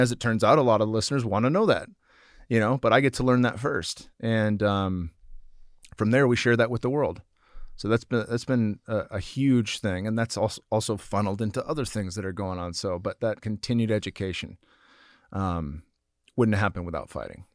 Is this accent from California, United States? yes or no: yes; San Jose, California, United States; it was in San Jose, my hometown at the Shark Tank.